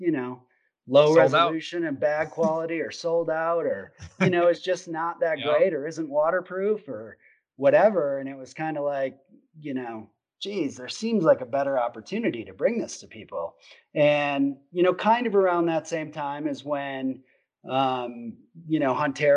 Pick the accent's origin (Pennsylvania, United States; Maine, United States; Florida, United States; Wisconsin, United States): Wisconsin, United States; I grew up in Wisconsin, and grew up hunting Southwest Wisconsin, Richland County, where my dad grew up